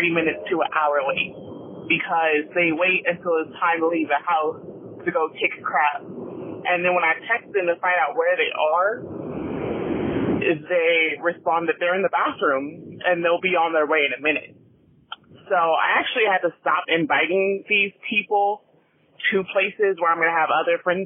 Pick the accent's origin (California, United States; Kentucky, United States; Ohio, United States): California, United States; Southern; I'm from Southern California